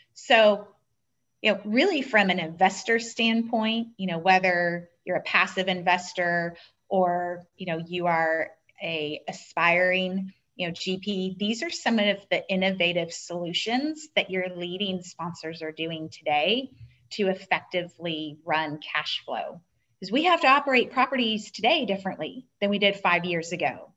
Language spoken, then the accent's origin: English; Southern California, United States; I grew up in Southern California